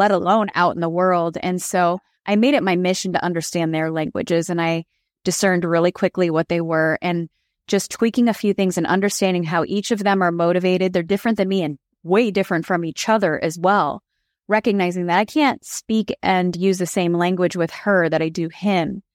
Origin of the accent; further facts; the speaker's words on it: Chicago, Illinois, United States; I grew up in Chicago in the Michael Jordan era